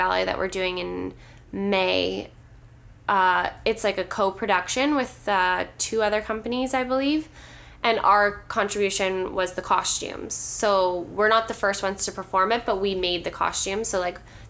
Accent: Ontario, Canada; moved away; I'm not from here originally. I'm from Ontario

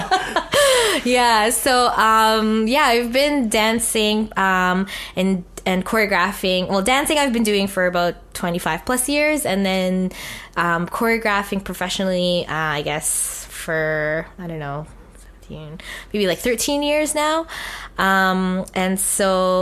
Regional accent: Winnipeg, Manitoba, Canada; I am a proud Filipinx Canadian born and raised in Treaty 1 territory. Born in Winnipeg's North End community

